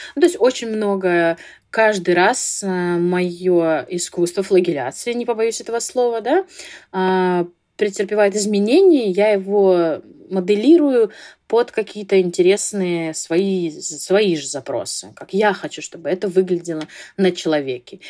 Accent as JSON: {"language": "Russian", "town": "Vladivostok", "region": "Primorsky Krai", "country": "Russia", "said": "я из Владивостока"}